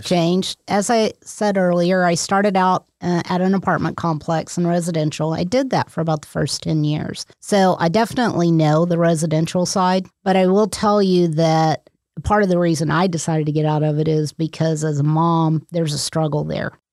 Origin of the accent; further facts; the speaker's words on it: Texas, United States; moved away as an adult; also born or lived in San Diego / Oklahoma; I grew up in Texas.